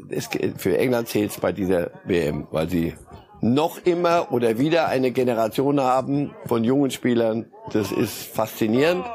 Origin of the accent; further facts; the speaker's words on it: Switzerland; moved away; bin ja Schweizer und habe da lange genug gelebt.